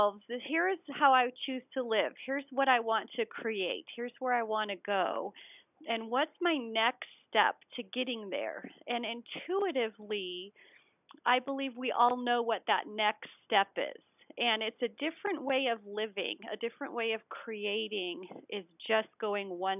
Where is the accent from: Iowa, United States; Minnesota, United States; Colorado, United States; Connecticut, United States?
Colorado, United States; I'm a skier. I'm from Colorado